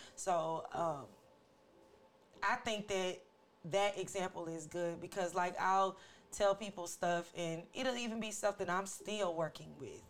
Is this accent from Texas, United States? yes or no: no; St. Louis, Missouri, United States; We're all from different walks of life, but we're all from St. Louis